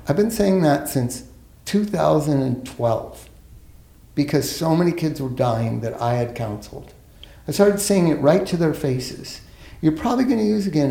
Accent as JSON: {"language": "English", "town": "Los Angeles", "region": "California", "country": "United States", "tie": "born or raised there", "said": "I grew up here in Los Angeles"}